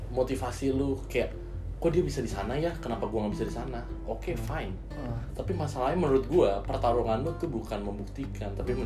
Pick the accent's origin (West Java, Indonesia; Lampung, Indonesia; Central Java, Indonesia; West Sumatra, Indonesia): West Java, Indonesia; Bekasi; gue orang Bekasi